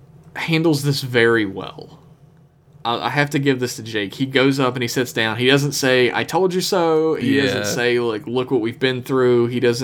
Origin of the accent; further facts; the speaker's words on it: West Virginia, United States; I'm from West Virginia